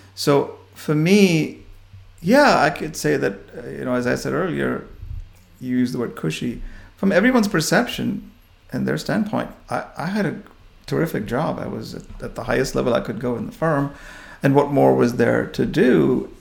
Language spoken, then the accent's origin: English; India; moved away as an adult; also born or lived in New York, United States; now in United States; growing up in India and, and finishing all my education there